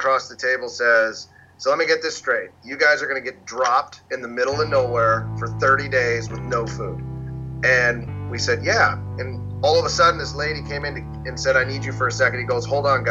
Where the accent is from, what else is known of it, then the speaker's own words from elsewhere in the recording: Pittsburgh, Pennsylvania, United States; Casey and I, we grew up in Western Pennsylvania